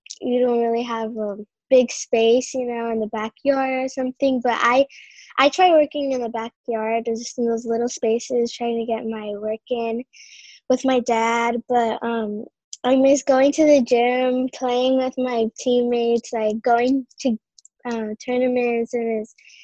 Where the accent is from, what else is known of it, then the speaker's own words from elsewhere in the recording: Whittier, California, United States; I'm 12 years old. I'm from Whittier, California